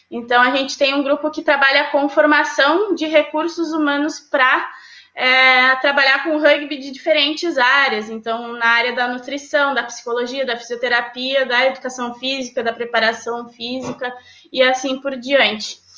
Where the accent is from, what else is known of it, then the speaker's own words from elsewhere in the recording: São Lourenço, Rio Grande do Sul, Brazil; É, eu até morava na minha cidade natal, que era São Lourenço, então eu ia e voltava para treinar.